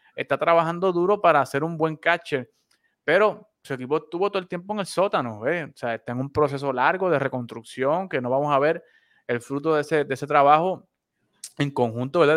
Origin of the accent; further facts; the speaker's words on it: Puerto Rico; now in Texas, United States; como costumbre boricua, entrando noviembre, ya comenzó la Navidad aquí también